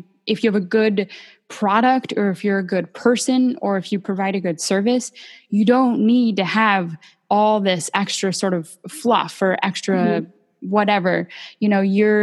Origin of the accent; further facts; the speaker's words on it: Bakersfield, California, United States; I'm from Bakersfield, California